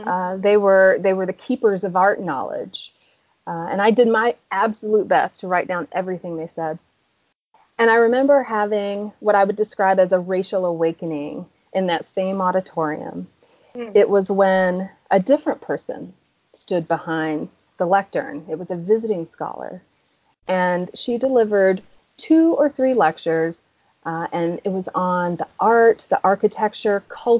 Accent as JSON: {"language": "English", "town": "Atlanta", "region": "Georgia", "country": "United States", "tie": "born or raised there", "also_born_or_lived": "Boston", "moved": "as an adult", "said": "I grew up in the suburbs of Atlanta, so I'm also from the South"}